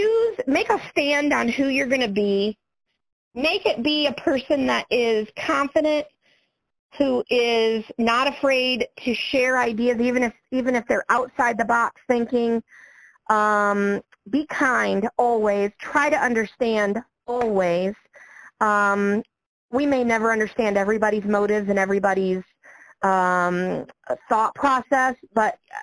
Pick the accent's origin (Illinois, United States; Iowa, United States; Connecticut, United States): Illinois, United States; Niabi Zoo area; it is my home zoo. This is my hometown.